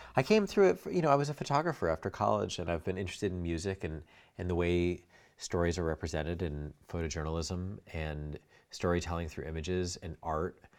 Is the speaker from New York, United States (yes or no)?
yes; New York, United States; also born or lived in Connecticut / Brooklyn; I was in Manhattan from when I was ten until I went to college